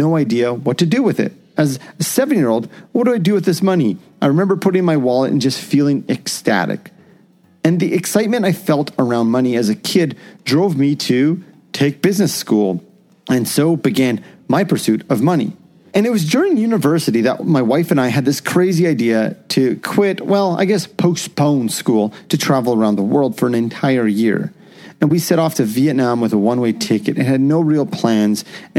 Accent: Canada; as a Canadian

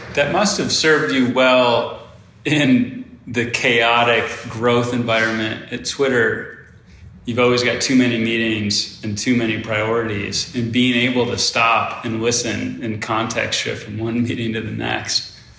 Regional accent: Rochester, Michigan, United States; I grew up in Rochester

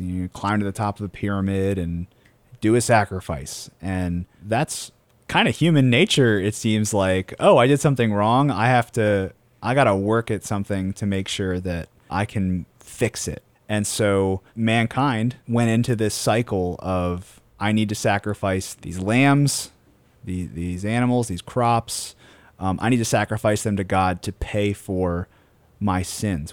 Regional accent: Queen Anne's County, Maryland, United States; I'm from, uh, we're all from Queen Anne's County, Maryland

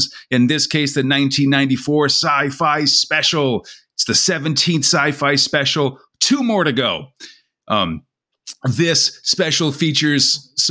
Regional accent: United States; a fellow 2000 AD fan from the United States

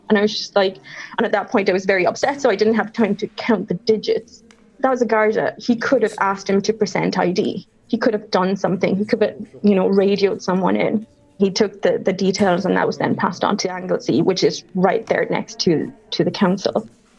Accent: Cork, Munster, Ireland; also born or lived in Paraguay; A lot of people say that I sound from Cork, and I was like, I am from Cork, but I was accidentally born in Paraguay.

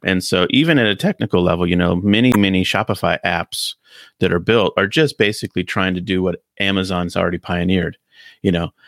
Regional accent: United States; in my hometown, little town where I grew up, Sears store was the big store you'd go

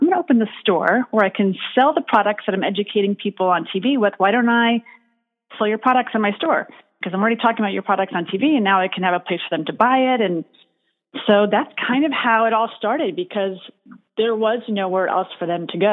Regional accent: New York City, New York, United States; I grew up in the Bronx

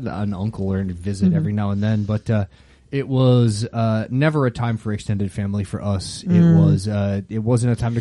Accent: Canada; being French Canadian, along with that comes, it's, you know, 17 pies

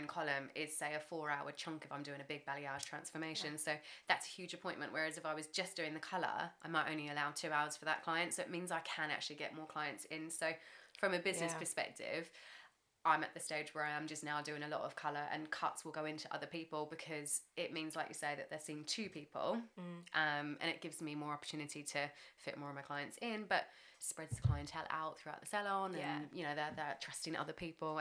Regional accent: New Zealand; I grew up in New Zealand

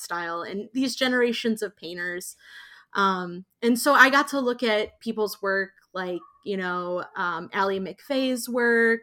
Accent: Indiana, United States; I grew up in Indiana

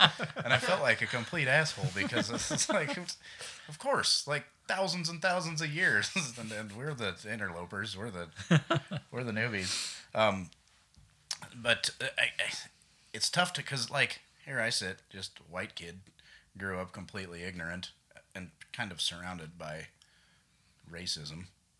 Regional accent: Wyoming, United States; moved away; growing up in Wyoming, the Wild West

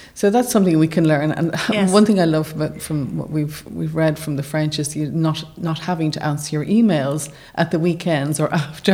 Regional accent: Ireland

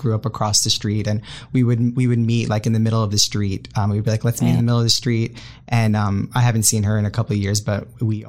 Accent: Long Island, New York, United States; moved away as an adult; also born or lived in Austin, Texas / Miami, Florida; now in St. Petersburg, United States; So I was born and raised in Long Island, New York.

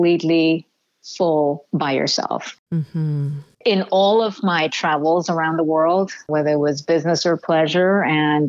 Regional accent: India; moved away; having been born and raised in India

